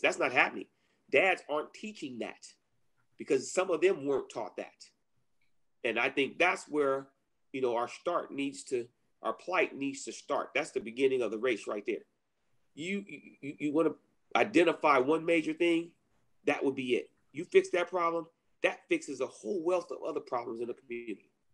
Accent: Inglewood, California, United States; growing up in Inglewood

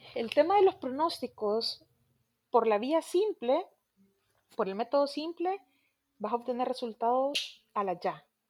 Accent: El Salvador; nosotros como salvadoreños

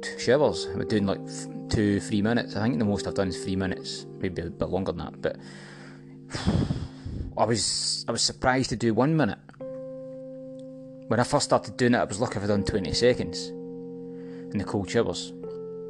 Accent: Scotland, United Kingdom; accent: Scottish; that kind of accent I can go with, because that's my accent

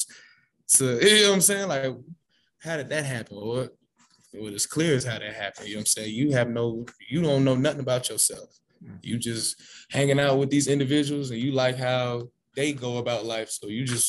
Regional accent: Atlanta, Georgia, United States; I live in Atlanta. I'm from Atlanta

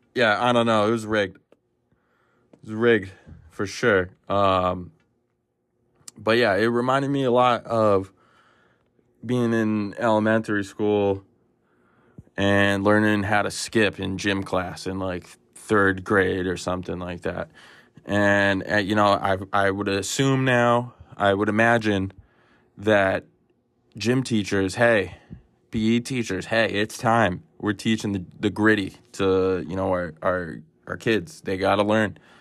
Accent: United States; I'm from the United States of America

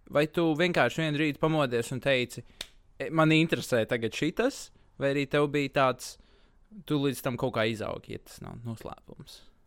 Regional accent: Latvia; es personīgi ļoti lepojos ar to, ka es esmu latvietis

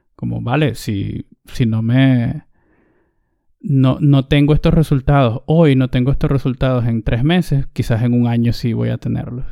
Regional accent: Venezuela; Recuerdo que todavía estaba en el bachillerato, o lo que también llamamos en, Venezuela, en mi país, en el liceo. Debía tener yo unos 15 años

